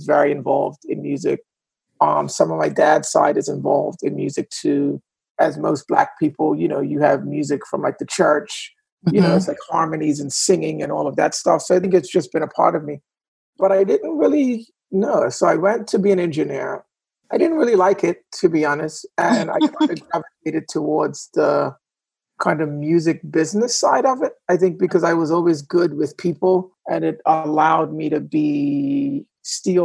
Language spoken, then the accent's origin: English; Bermuda; moved away as an adult; now in New York, United States; I'm originally from Bermuda